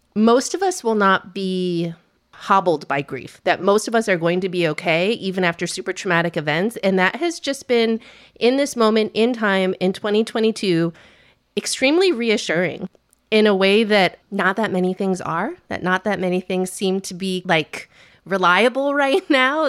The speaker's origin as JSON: {"language": "English", "country": "United States", "said": "we're American"}